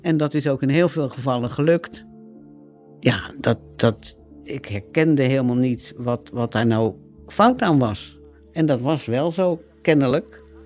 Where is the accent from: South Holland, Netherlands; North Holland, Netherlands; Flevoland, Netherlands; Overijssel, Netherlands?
South Holland, Netherlands; Rotterdam; uit Rotterdam-Zuid kom en daar opgegroeid ben.